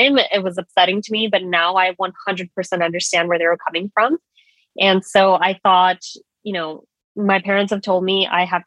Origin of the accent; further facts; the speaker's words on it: New York, United States; moved away as an adult; also born or lived in Washington, D.C.; I am a born and raised New Yorker